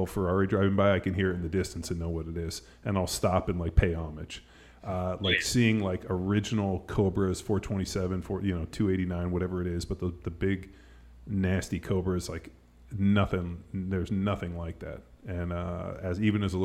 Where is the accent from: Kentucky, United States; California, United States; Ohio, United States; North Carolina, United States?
California, United States; South Bay, Southern; I also grew up in the South Bay. I grew up in Southern California